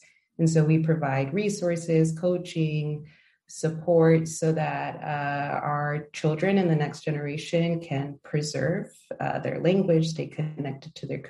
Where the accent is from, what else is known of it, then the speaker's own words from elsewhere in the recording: United States; first language English; moved away as an adult; now in Denmark; we moved here a couple of years ago. My husband is Danish. I am Mexican American, and we had children that are Mexican American, Danish, and carry all of the complexities of those identities with them, and the languages as well.